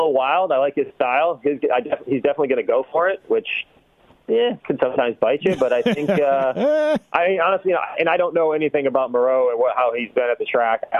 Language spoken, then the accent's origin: English; Michigan, United States; I grew up in Michigan.